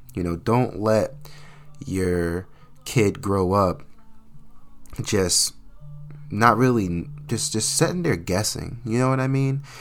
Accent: New Jersey, United States; I hail from the Sweet, Sweet Land of New Jersey

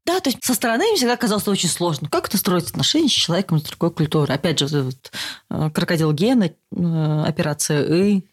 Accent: Russia; moved away as an adult; now in Germany; Я не была взрослой в России. То есть я уехала из России сразу после университета

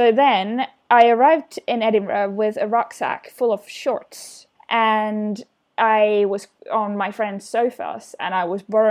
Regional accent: Finland; moved away; I'm from Finland

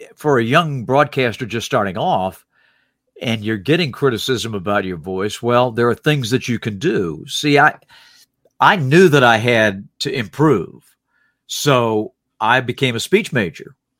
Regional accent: Salisbury, North Carolina, United States; born or raised there; moved away as an adult; also born or lived in Norfolk, Virginia

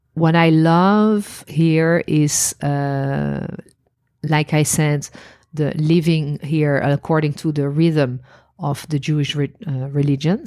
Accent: Netherlands; moved away as an adult; also born or lived in Paris, France; now in Israel; I was born in Holland

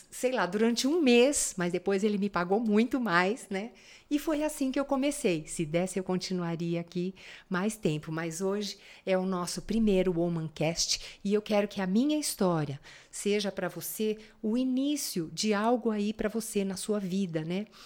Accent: São Paulo, Brazil; eu sou paulistana.

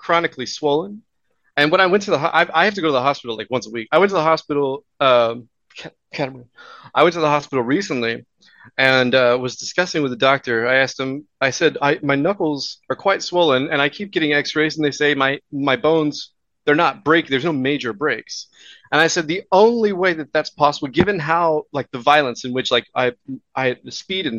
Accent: Houston, Texas, United States; moved away as an adult; also born or lived in Louisiana / New York / Oklahoma; now in Vancouver, Canada; I was born in Houston, raised in Texas.

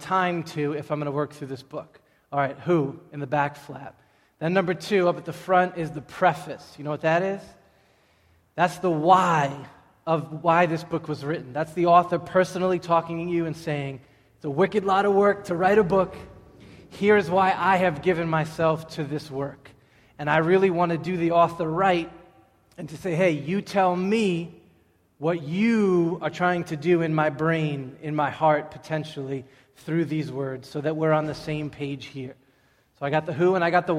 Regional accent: Everett, Massachusetts, United States; I'm from Everett, Massachusetts

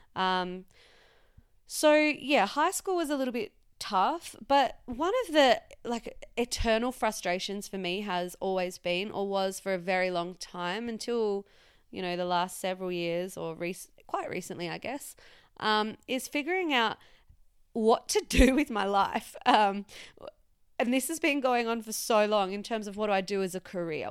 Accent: Western Australia, Australia; moved away; it all started, I guess, in a small country town in, uh, Western Australia

